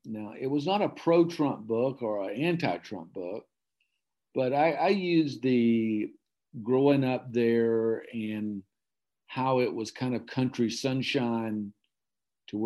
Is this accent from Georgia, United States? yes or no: yes; Okefenokee Swamp, southern Georgia, United States; I grew up in the Southern Georgia in the Okefenokee